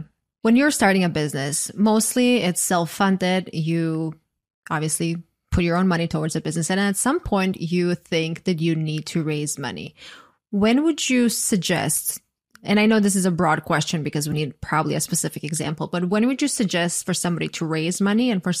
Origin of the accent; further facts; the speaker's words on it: Croatia; English is a second language; because obviously I'm from Croatia. English is not my first language. And sometimes I say something in a way that I just know it's not grammatically correct